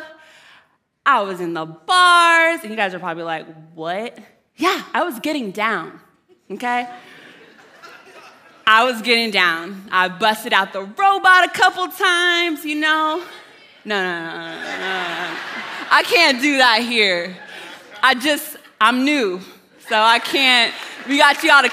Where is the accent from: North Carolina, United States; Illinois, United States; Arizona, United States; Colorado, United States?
Arizona, United States; moved away; I'm from Arizona.